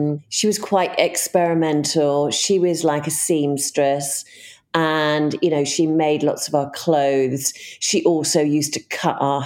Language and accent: English; Bristol, South West England, United Kingdom; moved away; also born or lived in Australia / London; I grew up in Bristol